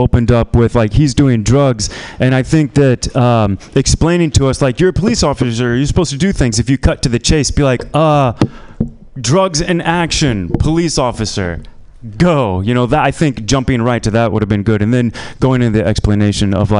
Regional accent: Indiana, United States; moved away as an adult; also born or lived in China; now in San Francisco, United States; I'm from Indiana

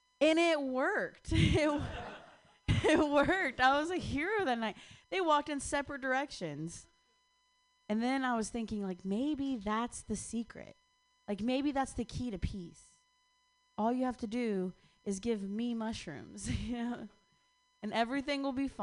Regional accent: Ohio, United States; moved away; I'm from Ohio

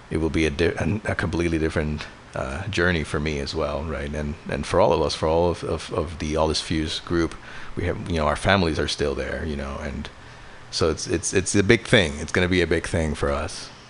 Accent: Puerto Rico; now in Bay Area, United States; I moved to the Bay Area from Puerto Rico in uh, 2014

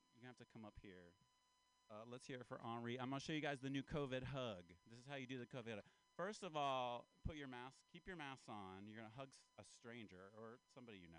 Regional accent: Appalachia, United States; now in California, United States; Because I'm from Appalachia. I'm kind of from the South. I'm an Appalachian man.

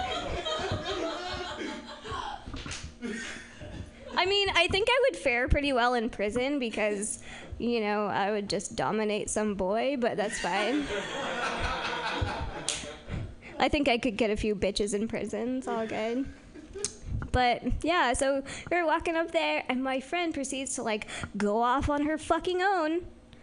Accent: Healdsburg, California, United States; I'm from Healdsburg

